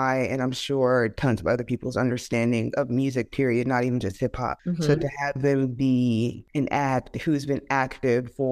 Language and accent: English; Louisiana, United States; moved away as an adult; now in Texas, United States; I'm from Louisiana